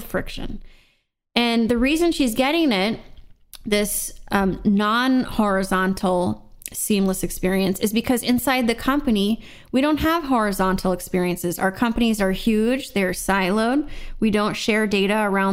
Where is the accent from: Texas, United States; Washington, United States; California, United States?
California, United States; Seal Beach; growing up in Seal Beach, California, in Orange County